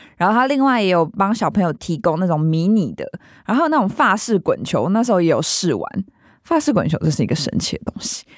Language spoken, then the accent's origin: Chinese; Taoyuan, Taiwan; 它其实就在我老家附近